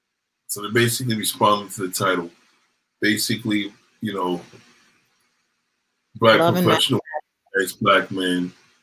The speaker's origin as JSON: {"language": "English", "town": "East New York", "region": "New York", "country": "United States", "tie": "born there", "said": "I was born in East New York."}